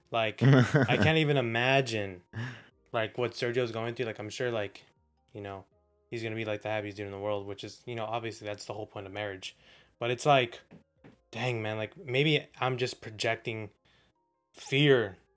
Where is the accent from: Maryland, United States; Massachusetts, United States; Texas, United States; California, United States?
Texas, United States; Texas, man. I'm from the South.